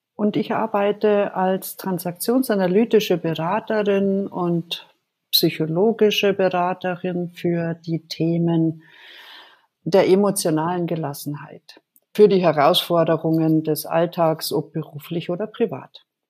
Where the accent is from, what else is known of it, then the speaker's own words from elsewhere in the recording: Germany; also born or lived in Bad Nauheim, Hesse; ich komme aus Deutschland